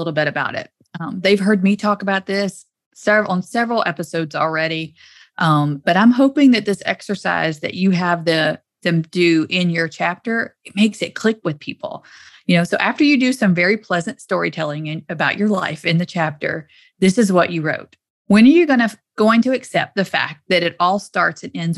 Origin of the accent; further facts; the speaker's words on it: the South, United States; accent: Southern; my Southern accent